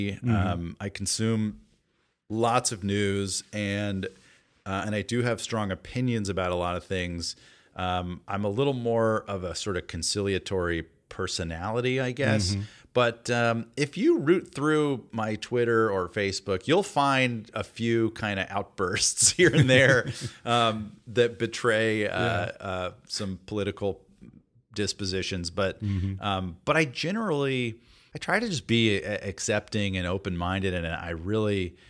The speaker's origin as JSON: {"language": "English", "town": "Atlanta", "region": "Georgia", "country": "United States", "tie": "born or raised there", "said": "Yeah, I grew up in Atlanta, and and my parents are very Southern. Mom's from Tennessee, and Dad's from Alabama."}